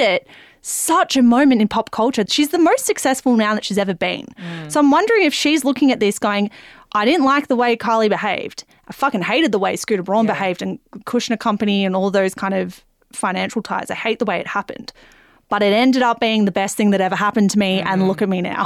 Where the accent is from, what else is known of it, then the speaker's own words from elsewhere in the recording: Melbourne, Victoria, Australia; We're from Melbourne